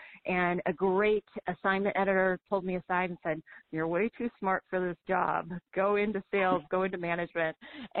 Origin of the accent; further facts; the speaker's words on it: Madison, Wisconsin, United States; I grew up in Wisconsin, grew up in this business